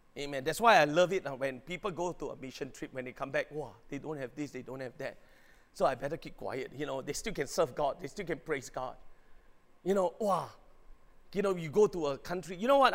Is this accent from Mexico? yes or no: no; Singapore; I'm a Singaporean